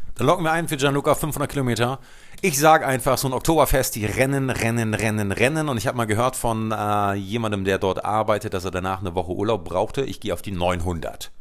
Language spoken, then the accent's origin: German; Luxembourg; ich bin äh, in Luxemburg geboren